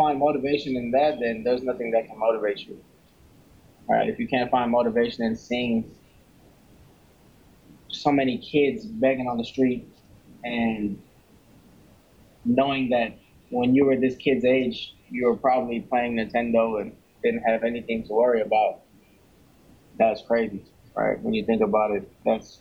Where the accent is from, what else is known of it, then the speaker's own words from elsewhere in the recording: New Orleans, Louisiana, United States; I'm from New Orleans here in the U.S., Louisiana